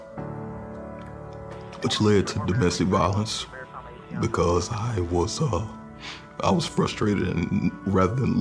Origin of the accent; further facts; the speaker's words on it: Birmingham, Alabama, United States; I grew up in Birmingham, Alabama